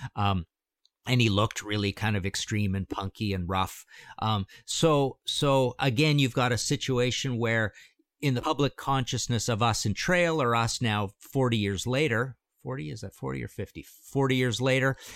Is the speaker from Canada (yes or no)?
yes; Canada; I'm from Canada